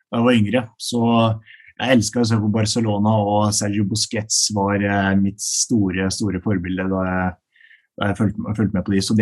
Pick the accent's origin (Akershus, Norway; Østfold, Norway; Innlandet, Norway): Akershus, Norway; Rælingen; moved away; jeg kommer jo fra Rælingen. Det er et uh, lite sted utenfor uh, Lillestrøm. Så uh, jeg, jeg, vokste opp der med mine, mine foreldre og mine to eldre søstre.